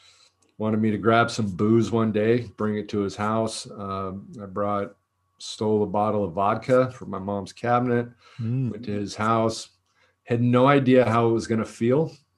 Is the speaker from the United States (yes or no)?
yes; Danville, California, United States; I was born down here in Southern California, and we moved a lot. And I think this was a big factor in my story. We moved to Northern California.